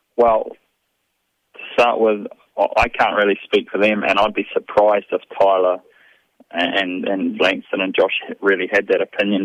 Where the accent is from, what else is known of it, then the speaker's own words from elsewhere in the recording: New Zealand; moved away as an adult; I grew up and growing up in New Zealand